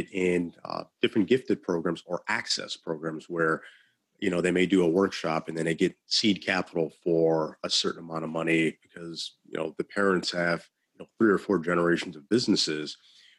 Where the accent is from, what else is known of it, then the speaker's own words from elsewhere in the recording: Illinois, United States; I'm from Illinois